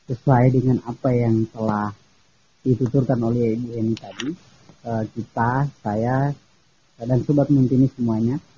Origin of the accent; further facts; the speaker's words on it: Kakas, North Sulawesi, Indonesia; Asal saya dari Minahasa, khususnya Desa Kakas.